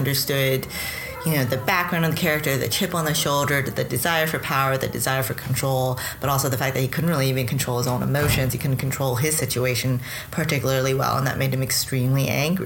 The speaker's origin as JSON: {"language": "English", "region": "New York", "country": "United States", "said": "I'm a New Yorker. I've lived in downtown New York for a long, long time."}